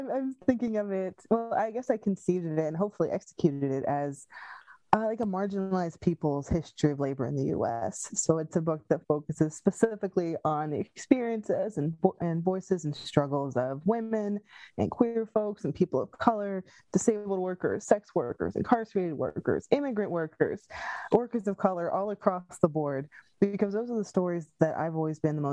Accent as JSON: {"language": "English", "area": "Pine Barrens", "region": "New Jersey", "country": "United States", "moved": "yes", "lives_now": "Philadelphia, United States", "said": "I'm from the Pine Barrens, which is a little out of the way from everywhere"}